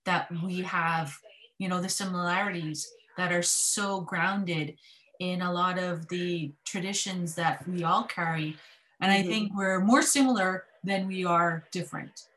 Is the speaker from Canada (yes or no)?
yes; Kanesatake, Quebec, Canada; I'm Mohawk from Ganasadake, Quebec.